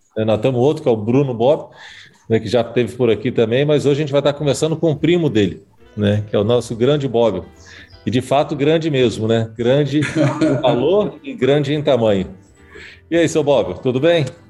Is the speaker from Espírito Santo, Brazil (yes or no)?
yes; Espírito Santo, Brazil; eu que sou capixaba